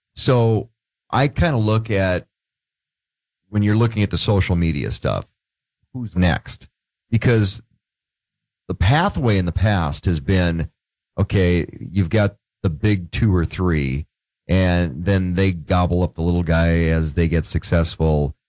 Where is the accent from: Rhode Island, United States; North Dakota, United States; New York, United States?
North Dakota, United States; Grand Forks; also born or lived in Portland; one of the things I used to do growing up in Grand Forks